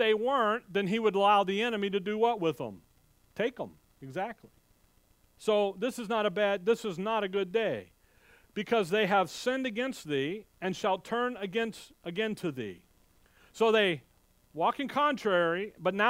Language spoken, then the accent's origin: English; Chicago, Illinois, United States; I remember growing up, we never went to public schools. My parents made that decision growing up in Chicago